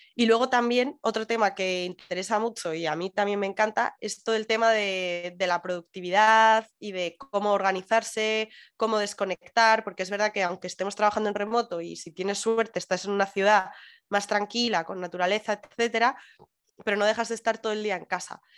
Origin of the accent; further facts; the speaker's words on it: Madrid, Community of Madrid, Spain; moved away as an adult; now in Canary Islands, Spain; soy muy madrileña